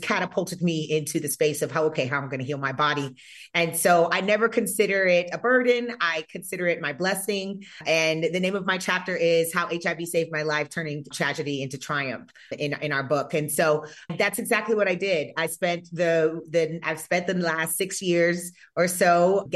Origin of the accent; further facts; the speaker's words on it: North Carolina, United States; moved away as an adult; also born or lived in Georgia; now in Nevada, United States; growing up in North Carolina